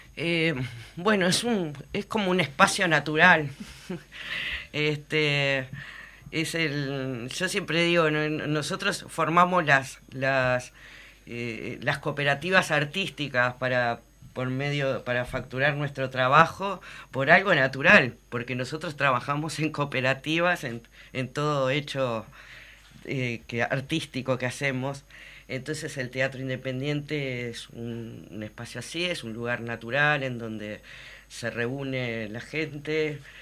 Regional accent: Uruguay; lo que somos los uruguayos

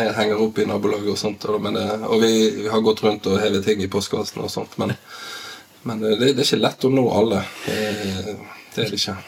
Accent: Bergen, Vestland, Norway; also born or lived in Askøy / Laksevåg; now in Bergen, Norway; jeg er oppvokst i Arna.

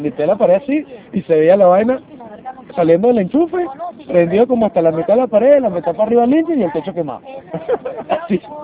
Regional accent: Venezuela; also born or lived in Cumaná / Margarita; now in Lima, Peru; como todo venezolano

